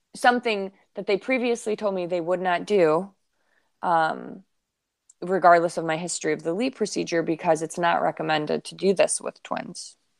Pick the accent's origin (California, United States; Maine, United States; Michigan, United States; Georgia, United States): Michigan, United States; Detroit; moved away; we're from Detroit